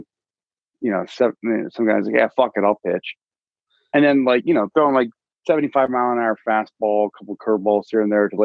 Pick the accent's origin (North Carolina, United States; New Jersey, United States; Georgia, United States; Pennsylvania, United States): Pennsylvania, United States; Delaware County; I'm from Delaware County, Pennsylvania, born and raised.